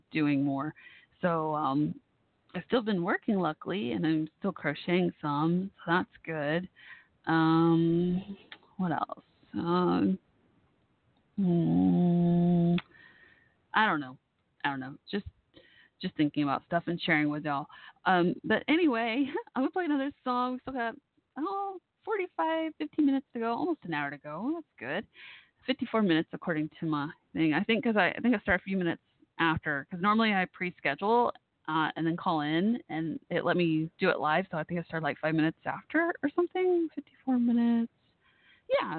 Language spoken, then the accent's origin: English; Dallas, Texas, United States; Dallas, my hometown area